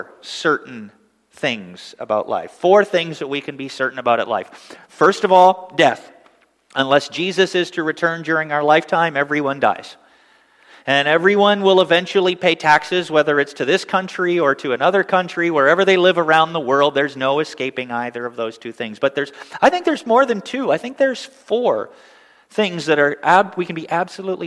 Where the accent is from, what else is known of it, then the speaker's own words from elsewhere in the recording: Northern Ontario, Canada; growing up in Canada, of course, in Northern Ontario